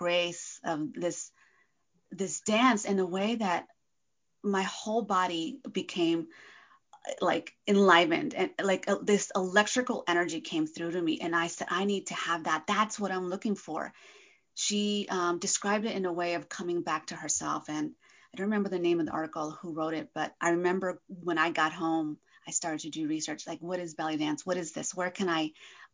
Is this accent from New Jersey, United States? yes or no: yes; northeast New Jersey, United States; moved away as an adult; also born or lived in California; So I was born in New Jersey, actually, northeast New Jersey, closer to New York City. My parents are from Argentina.